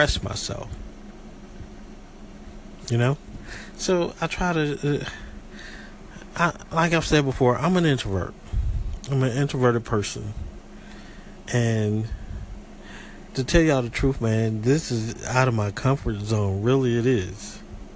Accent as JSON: {"language": "English", "country": "United States", "also_born_or_lived": "Southeast Georgia", "said": "I'm an American people, and I'm proud to be"}